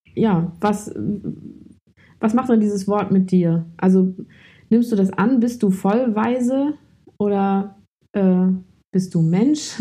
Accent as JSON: {"language": "German", "region": "Hamburg", "country": "Germany", "moved": "as an adult", "lives_now": "Berlin, Germany", "said": "bin äh, aus Hamburg ursprünglich, wohne jetzt seit zwei Jahren in Berlin"}